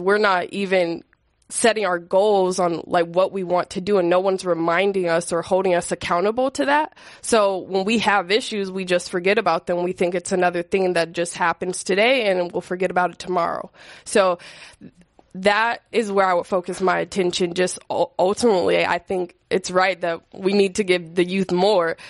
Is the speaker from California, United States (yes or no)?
yes; San Francisco, California, United States; growing up in San Francisco, I was thankful, um, to go to high school here